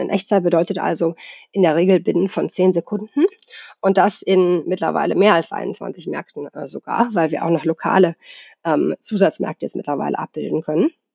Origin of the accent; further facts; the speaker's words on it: Germany; moved away as an adult; also born or lived in Sweden; now in Stockholm, Sweden; Ich bin ja in Deutschland geboren und aufgewachsen, habe aber den größten Teil meines Erwachsenenlebens tatsächlich in Schweden verbracht